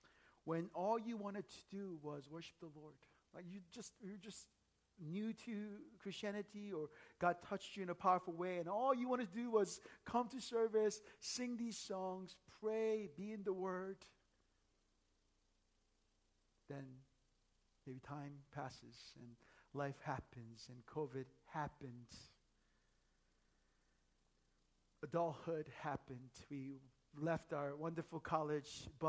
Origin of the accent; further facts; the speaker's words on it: Northern Virginia, United States; moved away; I grew up in Northern Virginia